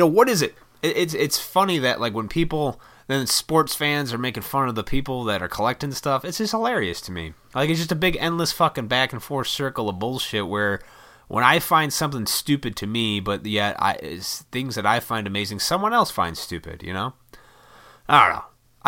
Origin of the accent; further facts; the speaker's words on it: Montgomery, Illinois, United States; I grew up in Montgomery, Illinois, and right next to that is Oswego. And Oswego was a little farm town.